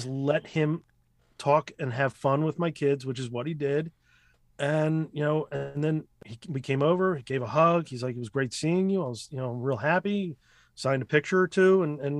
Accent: Ukraine; we're both from Russia and all this other thing. Well, Ukraine.

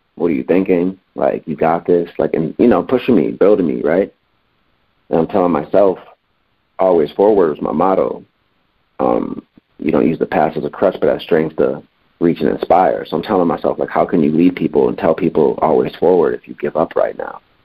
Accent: Springfield, Massachusetts, United States; moved away as an adult; now in Los Angeles, United States; I'm from Springfield, Massachusetts, so this is back in Springfield

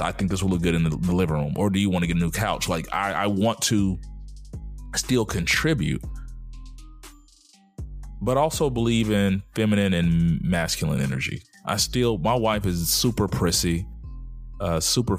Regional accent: the South, United States; my 40 years growing up in the South

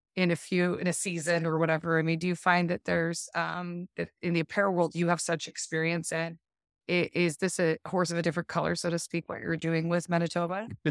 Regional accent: Park City, Utah, United States; moved away as an adult; also born or lived in North Shore of Oahu, Hawaii; now in Oahu, United States; I grew up in the Park City area and I'm originally from there

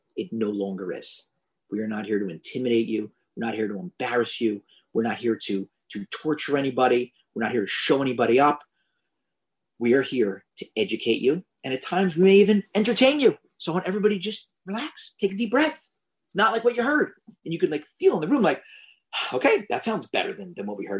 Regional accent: Philadelphia, Pennsylvania, United States; I'm from Philadelphia

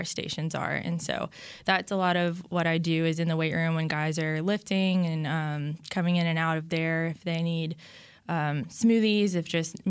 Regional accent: Baton Rouge, Louisiana, United States; I'm from Baton Rouge, Louisiana, and I went to LSU

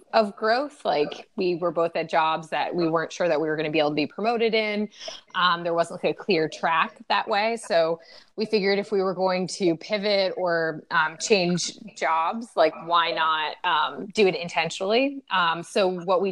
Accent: New Hampshire, United States; moved away; I grew up in New Hampshire. I never thought I would choose New Hampshire to be my home again

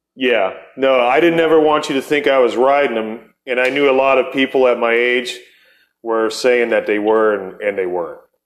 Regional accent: Akron, Ohio, United States; moved away; also born or lived in Barberton, Ohio; we're both from Akron, Ohio

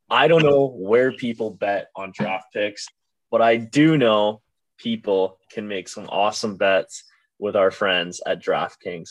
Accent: Cobourg, Ontario, Canada; I have gone and lived in the same town as Owen Beck since uh, I was what two years old.

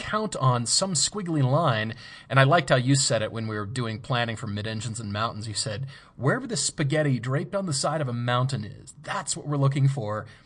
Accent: Fort Collins, Colorado, United States; moved away; I grew up in Fort Collins

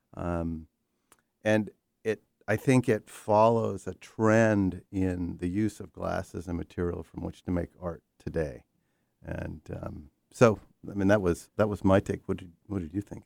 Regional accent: New York, United States; born or raised there

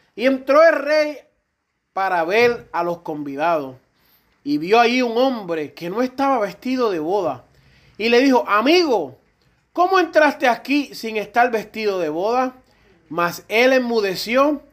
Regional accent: Puerto Rico; aquí casi todos somos puertorriqueños

